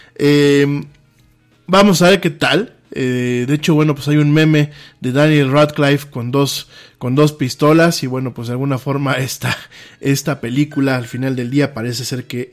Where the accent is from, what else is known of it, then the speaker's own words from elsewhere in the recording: Mexico; en mi país pasa esto